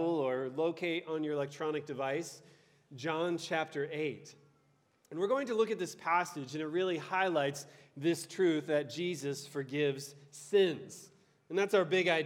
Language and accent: English; Ohio, United States; moved away as an adult; now in Detroit, United States; I was born and raised in Ohio